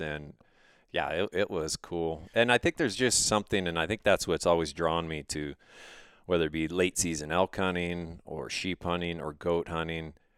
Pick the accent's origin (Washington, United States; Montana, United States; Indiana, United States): Montana, United States; Missoula; I grew up outside of Missoula in the western part of the state